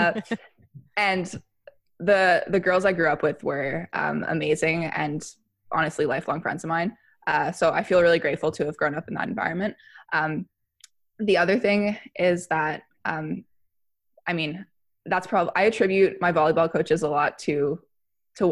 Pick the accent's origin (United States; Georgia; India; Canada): Canada; Fredericton, New Brunswick; I'm from Fredericton, New Brunswick. I grew up here playing mainly volleyball